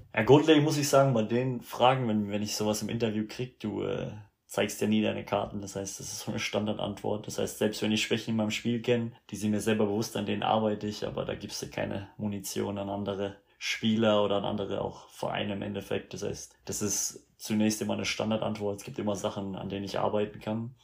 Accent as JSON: {"language": "German", "region": "Rhineland-Palatinate", "country": "Germany", "tie": "born or raised there", "also_born_or_lived": "Canada / United States", "moved": "as an adult", "said": "ich bin in Deutschland aufgewachsen"}